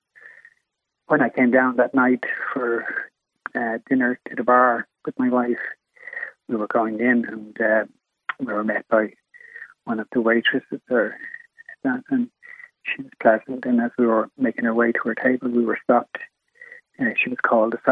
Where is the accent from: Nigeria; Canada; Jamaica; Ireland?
Ireland; Killarney, Munster; not in Killarney, not in my hometown